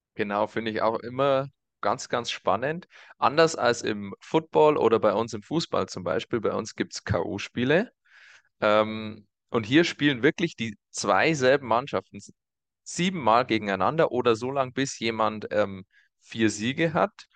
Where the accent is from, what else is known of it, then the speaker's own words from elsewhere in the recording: Germany; Bei uns in Deutschland